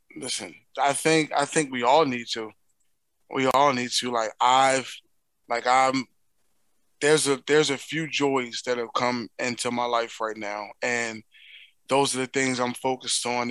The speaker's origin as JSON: {"language": "English", "town": "Philadelphia", "region": "Pennsylvania", "country": "United States", "accent": "Philly", "said": "my native tongue, which is, you know, my Philly speech"}